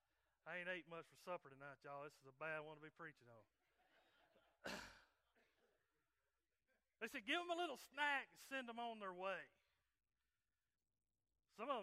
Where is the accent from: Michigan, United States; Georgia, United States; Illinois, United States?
Georgia, United States; right outside of Chattanooga, Tennessee, North; moved away as an adult; now in Coleman, United States; I'm from North Georgia and grew up and raised there right outside of Chattanooga, Tennessee